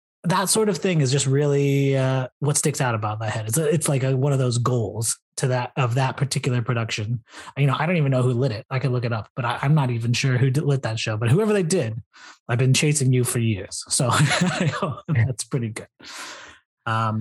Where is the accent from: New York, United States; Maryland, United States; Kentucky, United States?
Kentucky, United States; Louisville; moved away; my hometown of Louisville, Kentucky